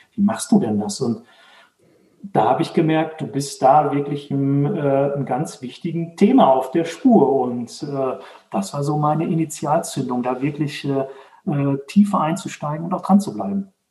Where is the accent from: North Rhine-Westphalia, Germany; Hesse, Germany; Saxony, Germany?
North Rhine-Westphalia, Germany; Dortmund; now in Herdecke, Germany; ich komme aus, äh, aus Dortmund, wohne jetzt in Herdecke, ist direkt nebenan.